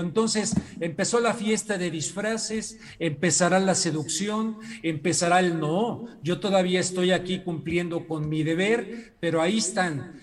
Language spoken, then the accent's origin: Spanish; Mexico; como mexicano